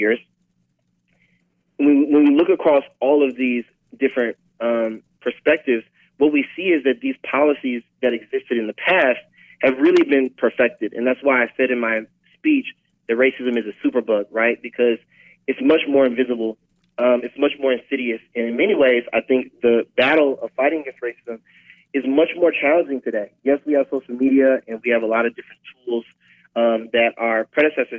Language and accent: English; St. Louis, Missouri, United States; moved away; I'm originally from St. Louis